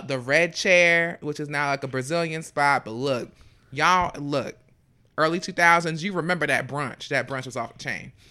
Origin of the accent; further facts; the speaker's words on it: Fort Lauderdale, Florida, United States; I'm from Fort Lauderdale